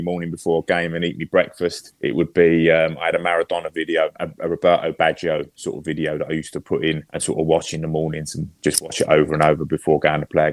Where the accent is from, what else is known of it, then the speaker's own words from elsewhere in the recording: London, United Kingdom; I grew up in Manor Park, so that's in between like East Ham and Ilford.